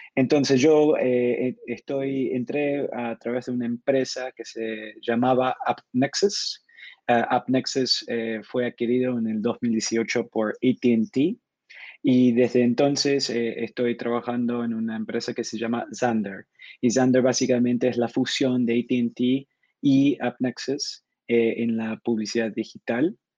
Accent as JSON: {"language": "Spanish", "country": "Argentina", "moved": "yes", "lives_now": "São Paulo, Brazil", "said": "Originalmente soy de Argentina, pero con mucho tiempo viviendo en el, exterior"}